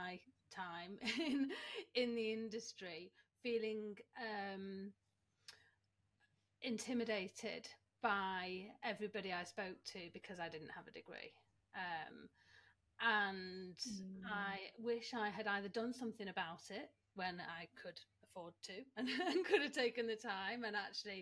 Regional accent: Manchester, North West England, United Kingdom; I'm Manchester born and bred. I love my hometown and I will now never leave.

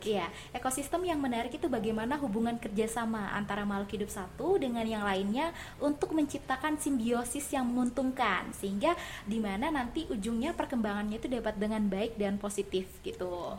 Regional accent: Kalimantan, Indonesia; now in Malang, Indonesia; saya berasal dari Pulau Kalimantan

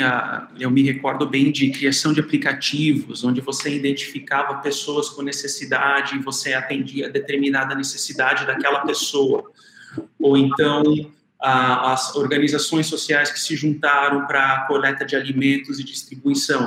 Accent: South Region, Brazil; moved away; na cidade onde que eu nasci e cresci, lá no Sul

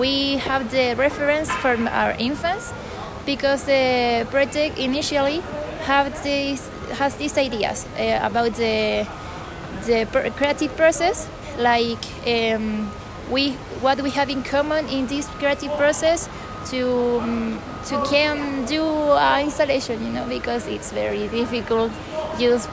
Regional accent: Santiago, Santiago Metropolitan Region, Chile; English is a second language; I'm from Santiago

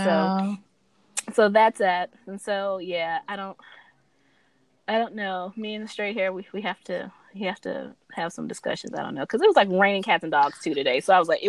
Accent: California, United States; I came from California with my press and curl

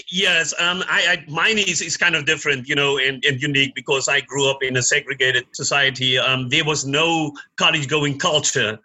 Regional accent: Cape Town, Western Cape, South Africa; now in United States; I was born in in Cape Town, South Africa. Came here more than 30 years ago.

